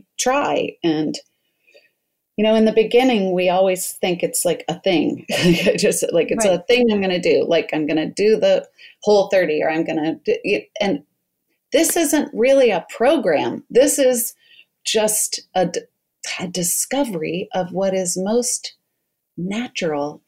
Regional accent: Colorado, United States; also born or lived in New York; now in Portland, United States; I'm in Portland, Oregon, but I grew up in Colorado and I was home visiting.

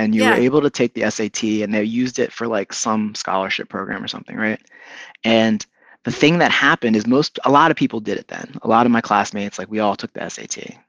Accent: Philadelphia, Pennsylvania, United States; born there; My dad was born in Philly. I was born in Philly. His family was from Philly.

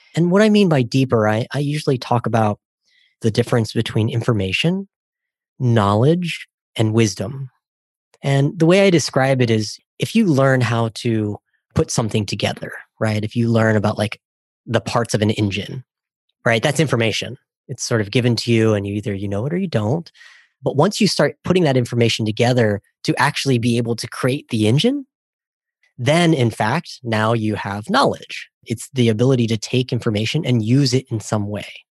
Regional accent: Ohio, United States; I grew up in Ohio

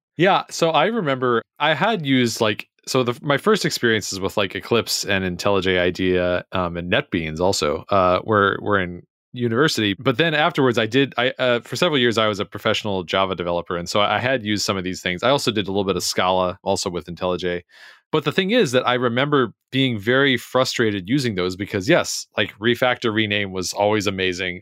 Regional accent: United States; I'm American

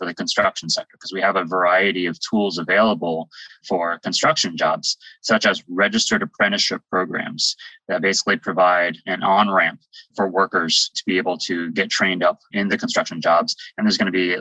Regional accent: West Virginia, United States; I'm from West Virginia

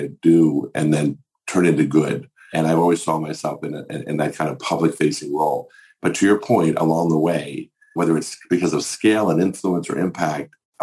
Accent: Maryland, United States; my home state of Maryland

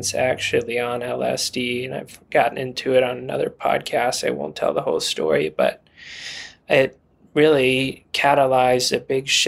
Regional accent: Hot Springs, Arkansas, United States; now in Colorado, United States; I was born and raised in Hot Springs, Arkansas

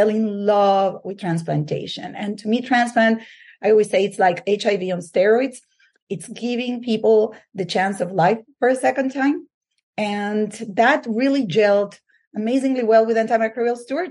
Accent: Venezuela; English is a second language; moved away as an adult; now in United States; I grew up in Venezuela

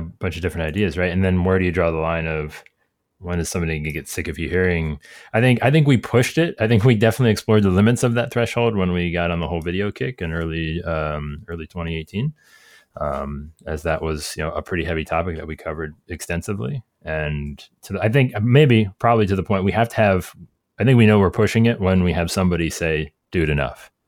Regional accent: Cleveland, Ohio, United States; my hometown

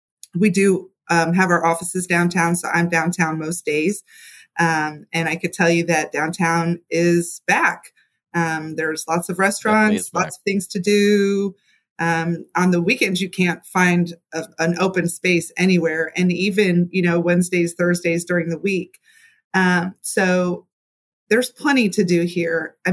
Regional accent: Louisville, Kentucky, United States; also born or lived in Milwaukee; I'm pretty much from Louisville. I've been here since I was a little kid. I've moved away several times, but I've been boomeranged back, as many Louisvillians do.

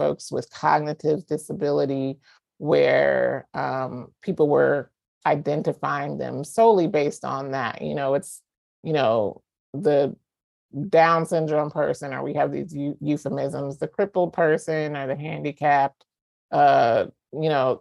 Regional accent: the South, United States; moved away as an adult; I'm from the South. I, you know, grew up in a religious family

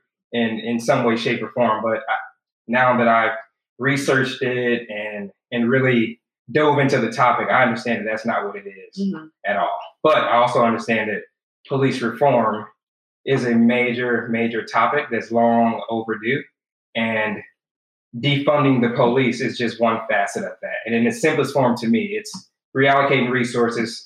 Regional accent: Los Angeles, California, United States; born and raised in Watts, California

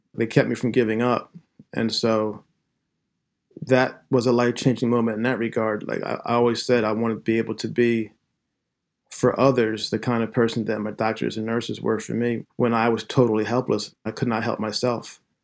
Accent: Glen Mills, Pennsylvania, United States; also born or lived in Philadelphia; I grew up in Pennsylvania, Southeastern Pennsylvania, born in Philadelphia. And then right before I turned three, my family moved out to a small town in the western suburbs called Glen Mills

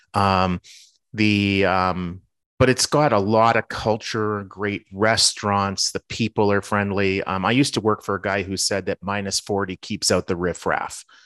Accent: Winnipeg, Manitoba, Canada; now in Minneapolis, United States; the city that I grew up in, which is Winnipeg

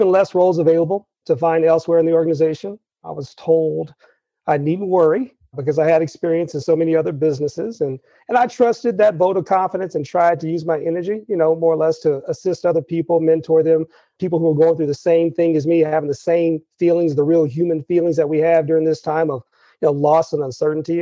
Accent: Texas, United States; moved away as an adult; also born or lived in Colorado Springs; As I grew up in Texas, I actually spent a lot of my summers in rural Texas

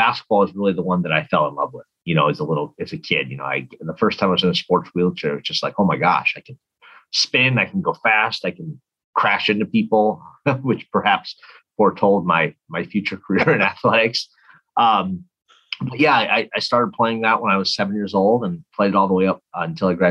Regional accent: Minneapolis, Minnesota, United States; So I grew up, I'm from Minnesota, from Minneapolis. And so I grew up there

